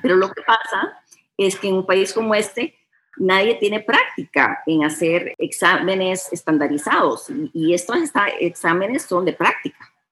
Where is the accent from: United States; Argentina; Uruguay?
United States; first language Spanish; moved away as an adult; now in San Salvador, El Salvador; Aquí nací, pasé la mayoría de mi niñez en Estados Unidos, pero regresé aquí